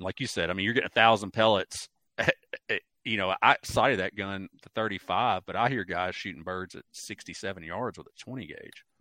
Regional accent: Mississippi Delta, United States; also born or lived in southern Ohio; now in Ohio, United States; I grew up in the Mississippi Delta

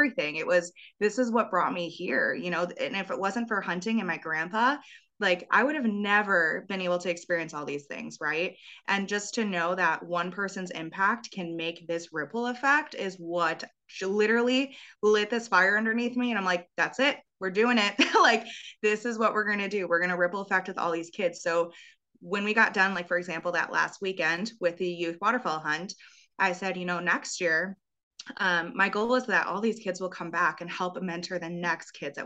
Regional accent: Wisconsin, United States; growing up in Wisconsin

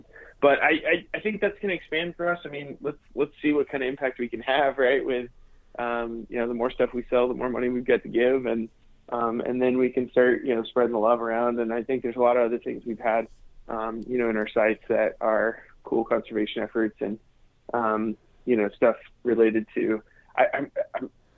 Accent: United States; one of the unique things about being American is that we're actually all public landowners.

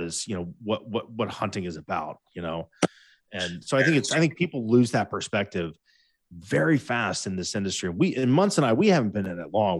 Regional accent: Ohio, United States; We're from Ohio

